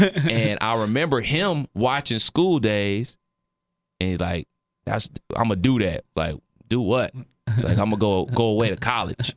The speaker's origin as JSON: {"language": "English", "town": "Cleveland", "region": "Ohio", "country": "United States", "tie": "born or raised there", "said": "where I grew up in Cleveland"}